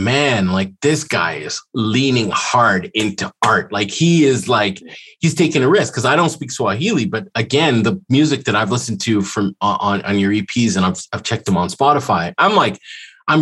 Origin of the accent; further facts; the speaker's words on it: Ethiopia; also born or lived in Montreal, Canada; now in Toronto, Canada; I was born in Ethiopia. So for me coming to Canada